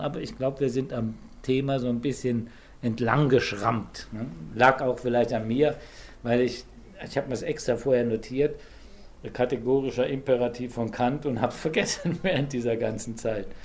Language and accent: German; Saarland, Germany; ich bin im Saarland geboren und in einer katholischen Gegend